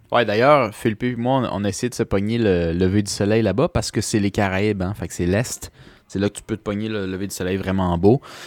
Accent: Canada; je suis Canadien

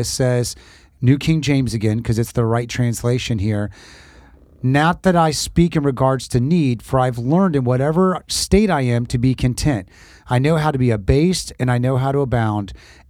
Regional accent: Port-au-Prince, Ouest, Haiti; born there; I was born in Haiti and Canopy Vert, Port-au-Prince.

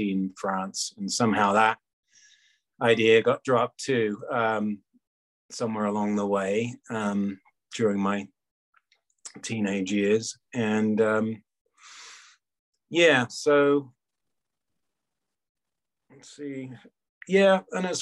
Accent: England, United Kingdom; moved away as an adult; also born or lived in United States / Thailand; I grew up in England, and my mother's French, my dad's English

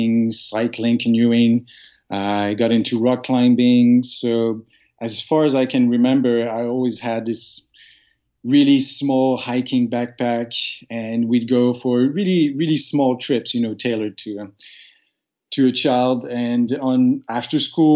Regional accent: Sherbrooke, Quebec, Canada; English is a second language; moved away as an adult; now in Montreal, Canada; I grew up in Sherbrooke, which is just about an hour and a half from here

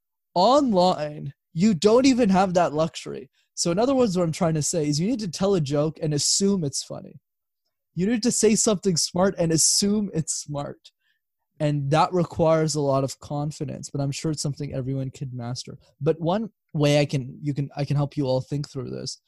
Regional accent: Montreal, Quebec, Canada; Born and raised. So I lived there my whole life.

